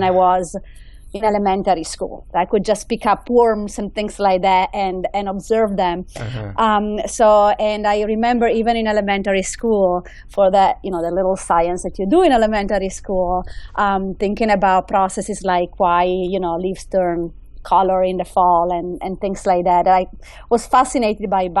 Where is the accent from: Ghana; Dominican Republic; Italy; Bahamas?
Italy; English is a second language; moved away as an adult; also born or lived in United Kingdom; now in United States; I grew up in Italy